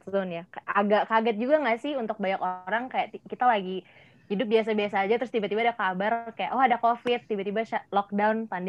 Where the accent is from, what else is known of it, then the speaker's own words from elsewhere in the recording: Abu Dhabi, United Arab Emirates; now in Indonesia; Iya, aku besar di Abu Dhabi, Uni Emirat